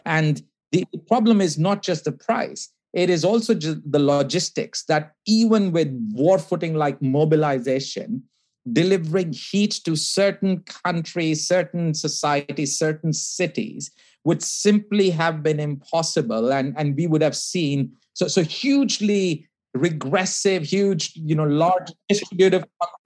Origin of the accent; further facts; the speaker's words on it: India; I grew up in India